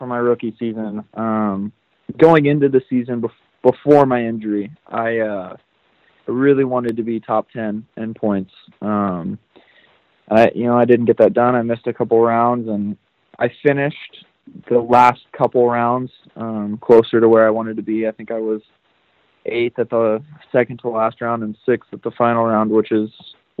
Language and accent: English; United States; me being American